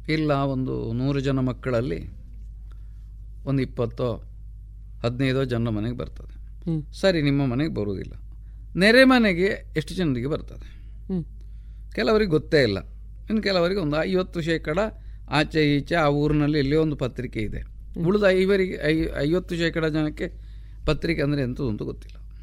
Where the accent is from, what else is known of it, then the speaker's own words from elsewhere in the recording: Pambettadi, Karnataka, India; also born or lived in Kalmadka; ಪಂಬೆತ್ತಾಡಿ ಅಂತಂದರೆ ನಾನು ಹುಟ್ಟಿದ ಊರು